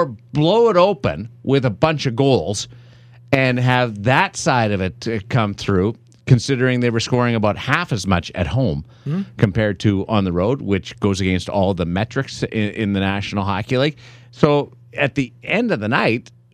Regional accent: Canada; now in Las Vegas, United States; I'm Canadian

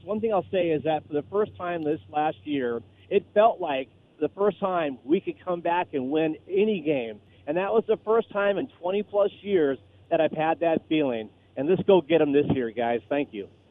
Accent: Pleasanton, California, United States; now in Minnesota, United States; I grew up in Pleasanton

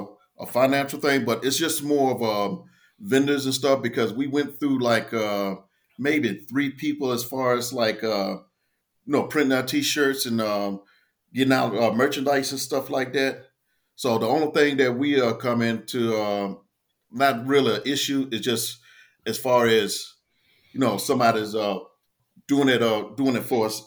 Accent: Portsmouth, Virginia, United States; I'm originally from Portsmouth, Virginia, little town outside, well, within the Tidewater area.

